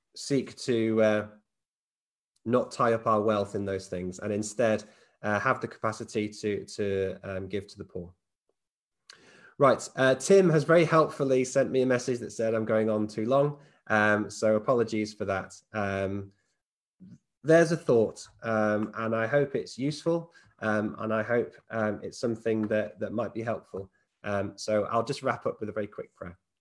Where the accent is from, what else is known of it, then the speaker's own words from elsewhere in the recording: United Kingdom; we're British